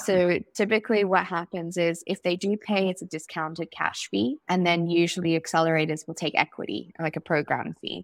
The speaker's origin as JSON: {"language": "English", "country": "Zimbabwe", "tie": "born or raised there", "said": "growing up in Zimbabwe"}